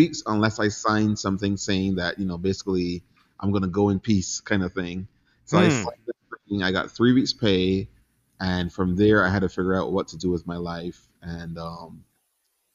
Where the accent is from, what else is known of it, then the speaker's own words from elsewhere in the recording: Barbados; moved away as an adult; now in United States; I grew up in Barbados, kind of in poverty